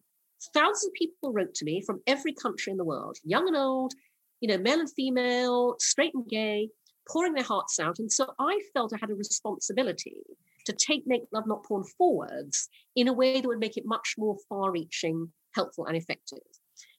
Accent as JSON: {"language": "English", "country": "Brunei", "tie": "born or raised there", "lives_now": "United Kingdom", "said": "I was born in the UK, but when I was six, my family moved to Brunei in Borneo. So I grew up in Asia."}